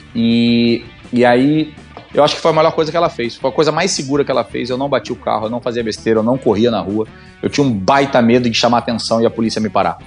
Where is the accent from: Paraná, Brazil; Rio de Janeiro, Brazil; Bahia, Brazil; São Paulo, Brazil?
Rio de Janeiro, Brazil; also born or lived in Argentina; Eu sou do Rio, eu, eu comecei a pilotar no Rio de Janeiro, em Jacarepaguá